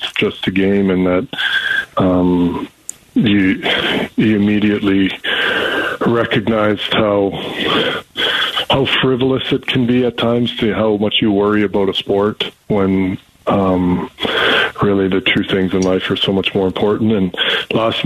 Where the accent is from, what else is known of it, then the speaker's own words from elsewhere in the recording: Canada; as a Canadian